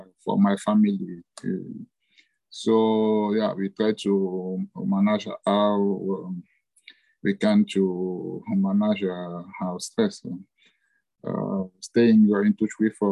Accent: Central African Republic; moved away as an adult; now in Addis Ababa, Ethiopia; I'm proud to have grown in Central African Republic, to have studied there and to have started my working life there also.

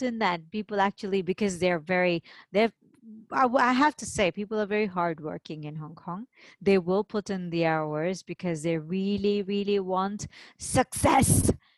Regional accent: India; And because I'm Indian, and in India we have a similar festival.

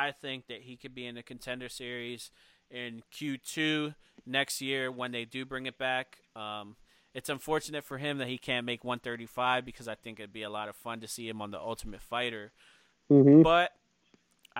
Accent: Philadelphia, Pennsylvania, United States; I'm from Philly

